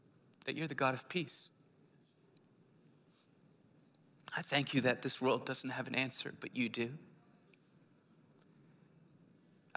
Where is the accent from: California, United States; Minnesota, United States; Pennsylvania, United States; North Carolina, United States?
Pennsylvania, United States; Philadelphia; I'm from the city, I'm from Philly